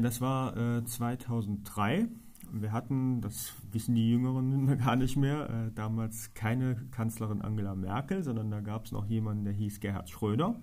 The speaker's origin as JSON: {"language": "German", "town": "Trier", "region": "Rhineland-Palatinate", "country": "Germany", "tie": "born or raised there", "said": "bin gebürtiger Trierer, bin verheiratet, wohne mit meiner Frau auf Mariahof"}